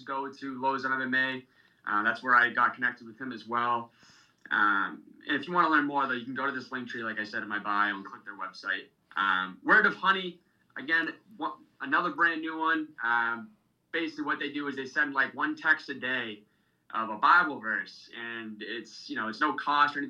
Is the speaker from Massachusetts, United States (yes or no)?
yes; Dracut, Massachusetts, United States; It's also based in my hometown, Drakett, Mass